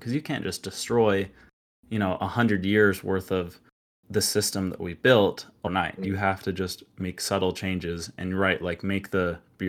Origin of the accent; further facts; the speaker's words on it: Utah, United States; I'm actually from Utah, and a lot of, it's kind of got this weird culture out here with a lot of Mormons